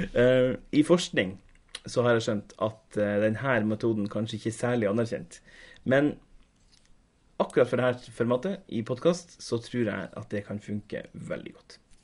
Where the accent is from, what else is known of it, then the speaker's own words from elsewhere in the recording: Tromsø, Troms, Norway; now in Oslo, Norway; Jeg kommer fra Tromsø, men sitter nå i innspillende stund i leiligheta mi her i Oslofjordbotn.